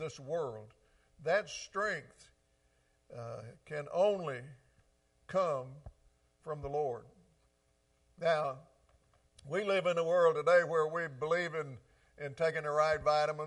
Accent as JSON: {"language": "English", "region": "the South", "country": "United States", "tie": "born or raised there", "said": "I grew up down here in the South"}